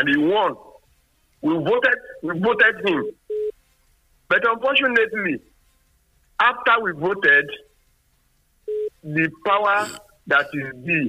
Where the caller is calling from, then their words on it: Nigeria; Engineer …, I'm calling from Songo.